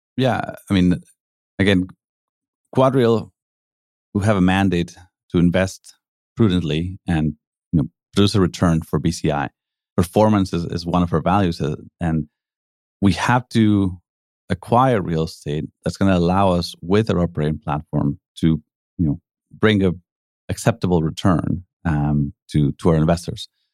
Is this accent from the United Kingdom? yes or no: no; Mexico City, Mexico; moved away as an adult; also born or lived in Calgary, Canada / Spain; now in Vancouver, Canada; I grew up in Mexico, uh, came here to university